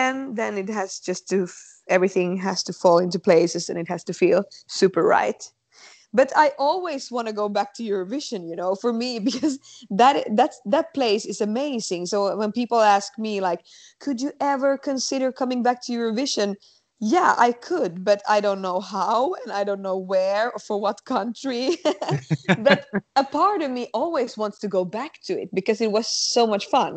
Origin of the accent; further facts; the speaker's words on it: Finland; when you come from another country, like I come from Finland, to compete in Melodifestivalen